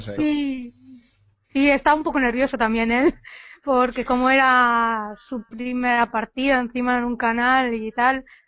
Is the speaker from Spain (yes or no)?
yes; Spain; Yo soy cerca de Galicia.